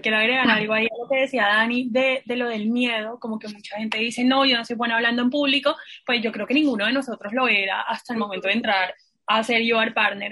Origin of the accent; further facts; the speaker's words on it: Santa Marta, Magdalena, Colombia; moved away; yo soy de Santa Marta